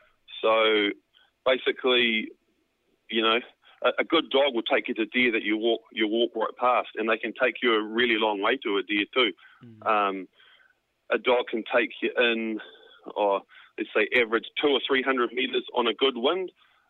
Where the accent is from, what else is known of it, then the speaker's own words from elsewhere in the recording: Waikato, New Zealand; I grew up in the Waikato on a farm there, backed onto the Kaimais there